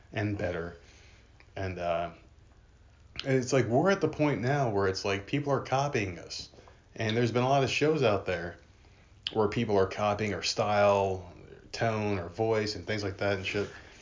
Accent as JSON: {"language": "English", "region": "New Jersey", "country": "United States", "tie": "born or raised there", "said": "I grew up in New Jersey"}